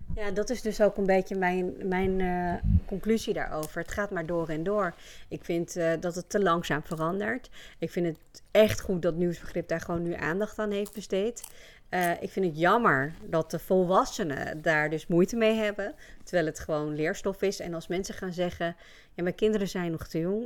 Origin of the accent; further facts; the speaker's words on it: Friesland, Netherlands; Ik ben geboren en getogen in Friesland, daar kom ik vandaan